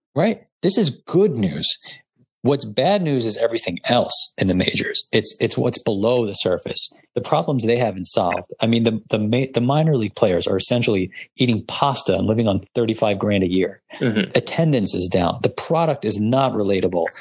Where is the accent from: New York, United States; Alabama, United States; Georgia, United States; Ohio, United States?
New York, United States; we're from New York